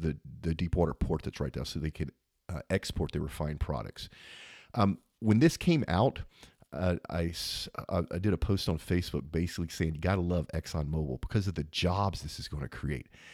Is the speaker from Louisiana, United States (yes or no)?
yes; Louisiana, United States; I'm from Louisiana